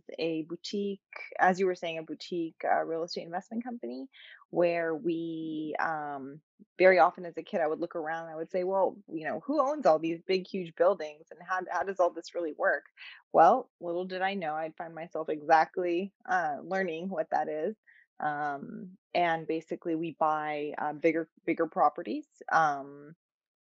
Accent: San Francisco, California, United States; was born and raised in San Francisco to Persian, awesome, beautiful Persian parents

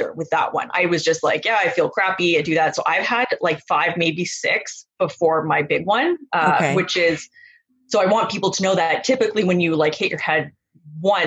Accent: Vancouver, British Columbia, Canada; moved away; I was born in a suburb of Vancouver. So I'm from the West Coast originally.

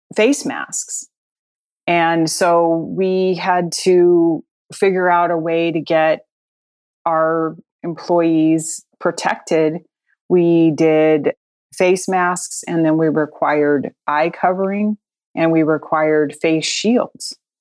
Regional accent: Colorado, United States; moved away as an adult; also born or lived in Midwest; I grew up in Colorado

